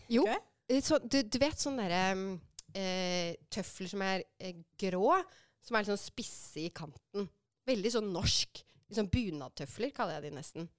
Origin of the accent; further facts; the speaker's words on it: Oslo, Norway; also born or lived in San Francisco, United States; Jeg er fra Romsås